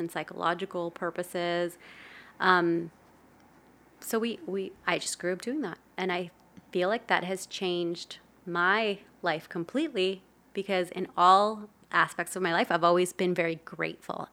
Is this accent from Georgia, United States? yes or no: no; Los Angeles, California, United States; also born or lived in El Salvador; grew up in Los Angeles in a very traditional Latin household.